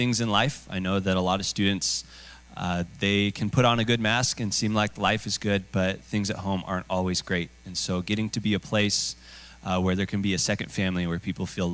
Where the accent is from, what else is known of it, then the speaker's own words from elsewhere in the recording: Boise, Idaho, United States; I have grown up here in Boise, born and raised here